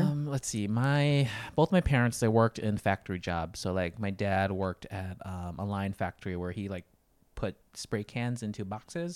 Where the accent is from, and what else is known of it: Janesville, Wisconsin, United States; born or raised there; moved away as an adult; also born or lived in Thailand / Los Angeles / Hawaii